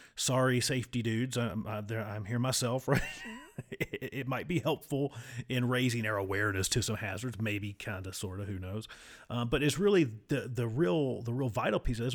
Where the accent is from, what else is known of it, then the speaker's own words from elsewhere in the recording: United States; accent: hillbilly; my wonderful hillbilly accent.